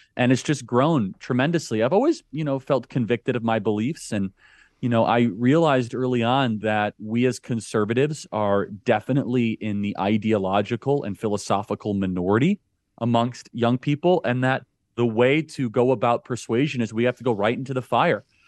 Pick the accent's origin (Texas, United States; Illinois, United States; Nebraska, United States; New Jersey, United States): Illinois, United States; Chicago; I grew up in the suburbs of Chicago. Uh, went to Wheeling High School